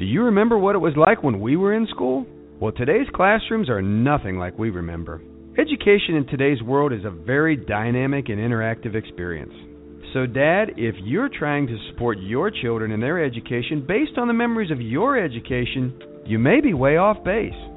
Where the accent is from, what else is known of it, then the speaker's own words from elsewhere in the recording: Georgia, United States; here in my home state